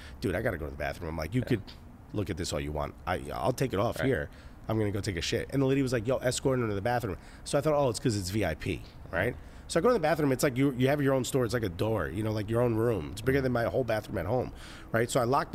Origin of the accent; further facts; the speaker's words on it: Newark, New Jersey, United States; I grew up in Newark